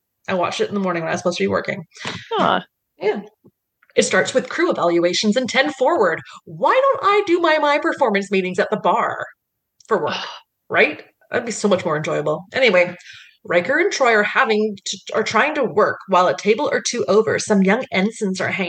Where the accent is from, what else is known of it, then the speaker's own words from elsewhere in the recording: Canada; As a Canadian